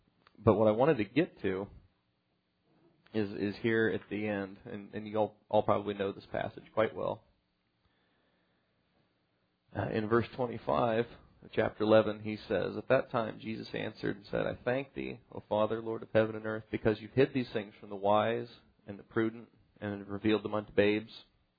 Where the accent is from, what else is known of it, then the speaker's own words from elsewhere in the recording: Ireland; Apparently because I'm Irish, I'm supposed to like the rain.